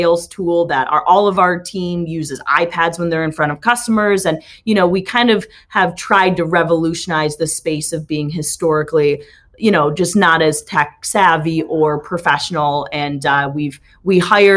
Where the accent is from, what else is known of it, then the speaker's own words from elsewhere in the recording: Lakewood Ranch, Florida, United States; also born or lived in California / Austin, Texas; I grew up around the Lakewood Ranch area